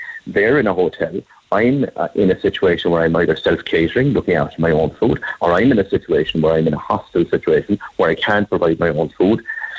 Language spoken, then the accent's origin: English; Ireland; you're not going to eat the same food as Irish people. We have a particular palate, and we have a particular thing that we're used to.